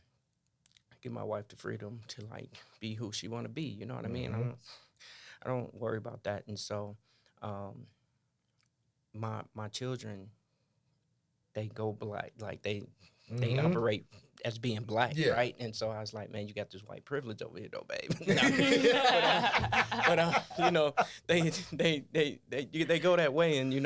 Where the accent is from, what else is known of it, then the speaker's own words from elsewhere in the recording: Gary, Indiana, United States; moved away; I come from Gary, Indiana, 80% African American.